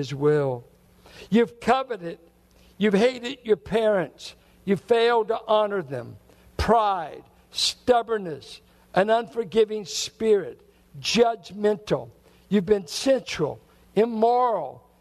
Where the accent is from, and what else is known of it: Richmond, Virginia, United States; born or raised there